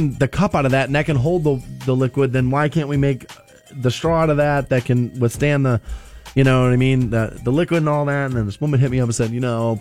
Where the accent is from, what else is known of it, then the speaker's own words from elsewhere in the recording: United States; the America I grew up